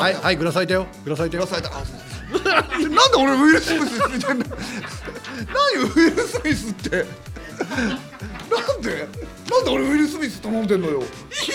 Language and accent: Japanese; Hokkaido, Japan; 俺北海道出身なんだけど